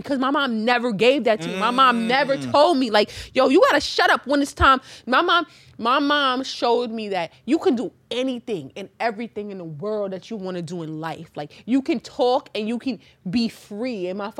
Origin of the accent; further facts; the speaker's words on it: New York City, New York, United States; I grew up in Queens.